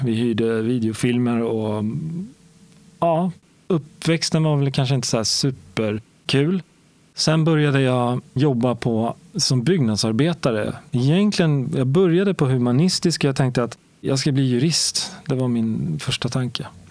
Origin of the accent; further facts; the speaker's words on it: Stockholm, Stockholm County, Sweden; Jag växte upp i Årsta som ligger söder om Stockholm